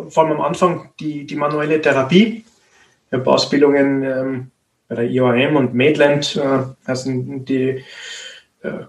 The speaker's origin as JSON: {"language": "German", "town": "Graz", "region": "Styria", "country": "Austria", "said": "Ich bin ein Grazer Physiotherapeut in, in einer Gemeinschaftspraxis"}